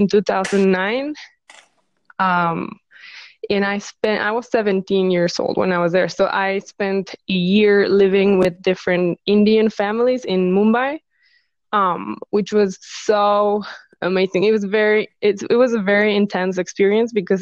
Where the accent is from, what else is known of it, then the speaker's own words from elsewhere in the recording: Mexico; moved away as an adult; also born or lived in Los Angeles, United States; I decided I want to move back to my home country and open my own business. So I came back here, Mexico